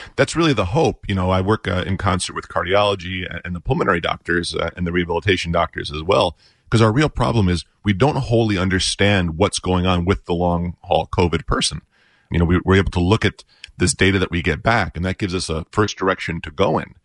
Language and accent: English; New York, United States; now in Park Ridge, United States; I was a volunteer firefighter in my hometown of New York